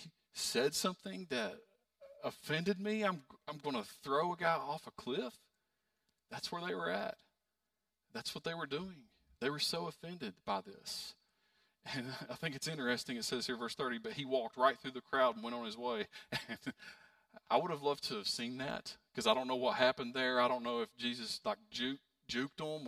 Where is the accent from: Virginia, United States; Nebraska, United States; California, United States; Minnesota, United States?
Virginia, United States; Pound; moved away; I'm from Pound, very small town.